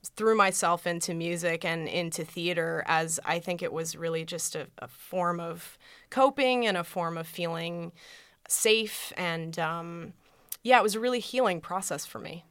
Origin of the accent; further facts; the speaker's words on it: Colorado, United States; moved away; I'm from Colorado originally